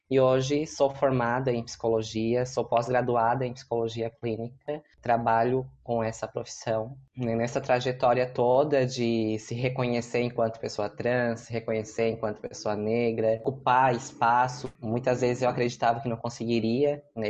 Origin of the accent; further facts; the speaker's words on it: Siderópolis, Santa Catarina, Brazil; also born or lived in Criciúma; se construiu numa cidade aqui do interior, próxima a Criciúma, que se chama Siderópolis, onde eu cresci